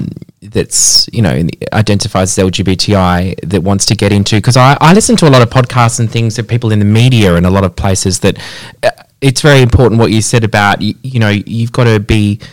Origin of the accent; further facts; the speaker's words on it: Pinjarra, Western Australia, Australia; I grew up in Pinjarra